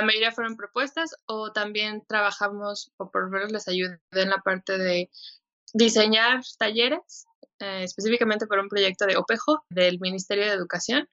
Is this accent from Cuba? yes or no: no; Mexico; also born or lived in Helsinki, Finland; soy mexicana, soy diseñadora